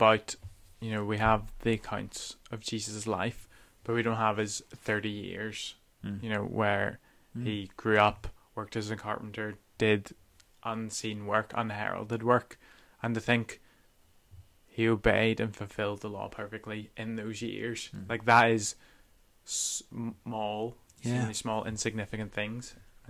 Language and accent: English; Welsh, Wales, United Kingdom; Sorry, I'm so Welsh.